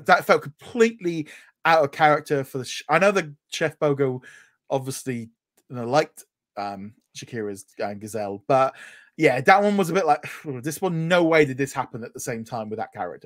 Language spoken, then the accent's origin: English; United Kingdom; I'm British